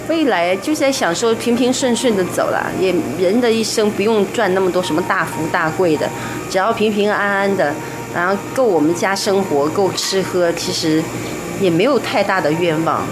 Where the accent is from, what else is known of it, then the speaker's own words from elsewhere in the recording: Shandong, China; moved away as an adult; now in Taiwan; 我们山东人不吃